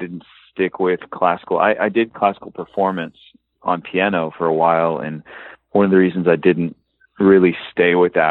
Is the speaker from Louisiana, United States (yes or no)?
no; Fort Worth, Texas, United States; now in Nashville, United States; I'm from Fort Worth, Texas